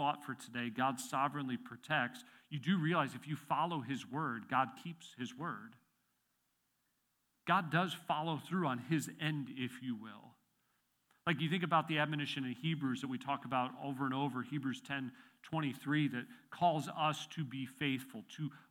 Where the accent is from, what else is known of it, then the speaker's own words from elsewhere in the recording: Illinois, United States; moved away as an adult; also born or lived in Chester County, Pennsylvania; now in Pennsylvania, United States; I was born and raised in Illinois until I turned 22, and I've lived in Pennsylvania for the rest of my time.